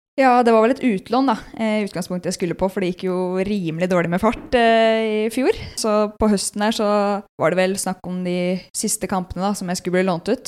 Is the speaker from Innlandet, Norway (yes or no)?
yes; Elverum, Innlandet, Norway; moved away as an adult; also born or lived in Ottestad; now in Trondheim, Norway; Jeg er født på Elverum